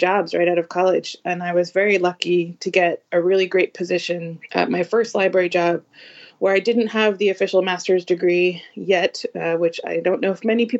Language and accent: English; the Northeast, just north of Boston, Massachusetts, United States; I am a librarian right outside of Boston. I grew up in the Northeast, just north of the city